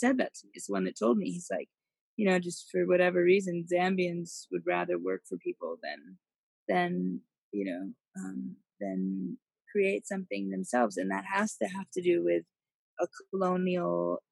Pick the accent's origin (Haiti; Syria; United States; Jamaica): United States; moved away as an adult; now in Africa; coming in as an American